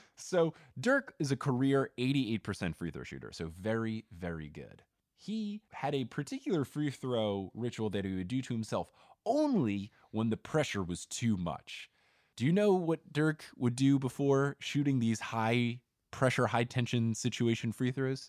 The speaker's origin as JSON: {"language": "English", "region": "New Jersey", "country": "United States", "tie": "born or raised there", "said": "growing up in New Jersey"}